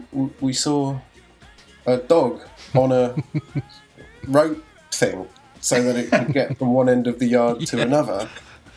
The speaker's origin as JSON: {"language": "English", "town": "Leatherhead", "region": "South East England", "country": "United Kingdom", "tie": "born or raised there", "also_born_or_lived": "Los Angeles, United States", "moved": "as an adult", "said": "I've been in Leatherhead. I grew up in Leatherhead. And then we had moved to LA."}